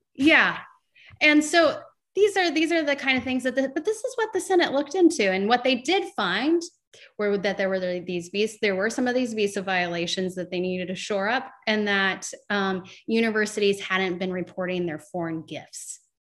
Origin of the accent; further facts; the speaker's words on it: Morgan County, Indiana, United States; near my hometown in Morgan County